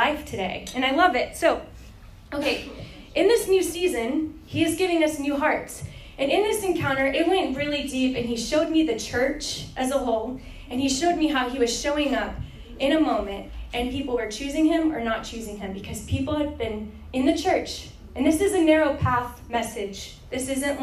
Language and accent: English; Texas, United States; I'm from Texas